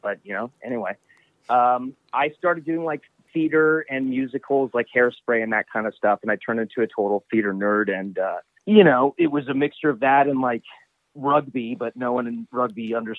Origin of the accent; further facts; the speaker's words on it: Vancouver, British Columbia, Canada; moved away as an adult; also born or lived in Los Angeles; I am originally from Vancouver